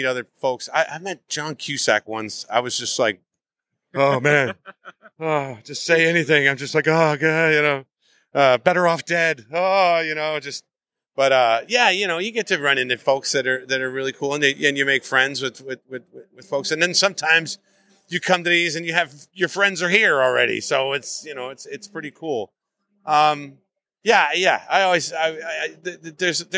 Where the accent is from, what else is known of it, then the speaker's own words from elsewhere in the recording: New Jersey, United States; I'm from Jersey, but the Jersey City, that's hardcore